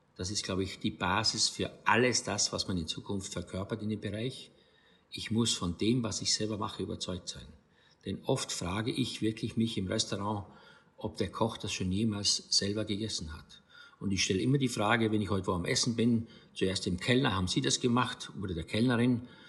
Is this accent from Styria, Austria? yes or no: yes; St. Stefan im Rosental, Styria, Austria; moved away as an adult; also born or lived in Graz; now in Rhineland-Palatinate, Germany; aus meiner Heimat Steiermark